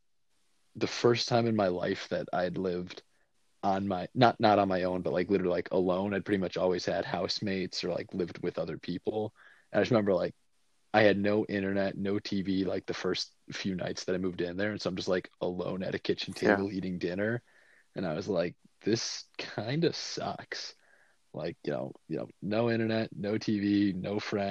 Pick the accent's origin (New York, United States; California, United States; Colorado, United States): New York, United States; Buffalo; moved away as an adult; now in Cincinnati, United States; my hometown of Buffalo